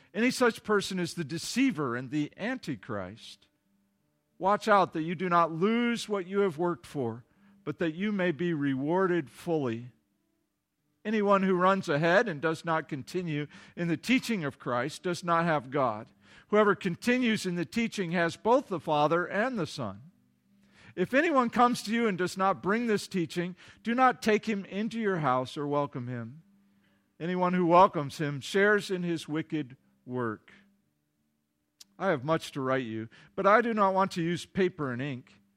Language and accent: English; Kalamazoo, Michigan, United States; Kalamazoo, my hometown